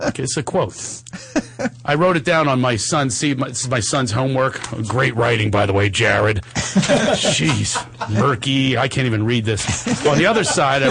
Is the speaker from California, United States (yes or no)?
no; Philadelphia, Pennsylvania, United States; That's Philadelphia, my hometown